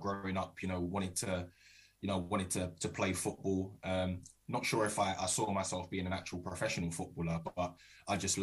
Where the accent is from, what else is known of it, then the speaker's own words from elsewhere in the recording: Croydon, London, United Kingdom; I am originally from South London, Croydon. So I played for my local team, Croydon, and was there till the age of 16